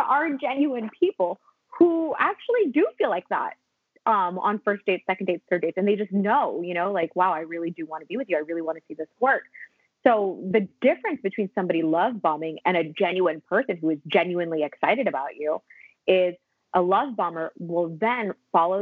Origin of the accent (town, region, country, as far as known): Los Angeles, California, United States; also born or lived in Philippines